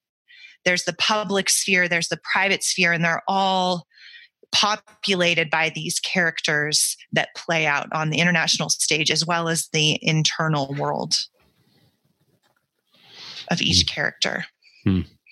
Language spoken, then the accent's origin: English; United States; I am an American.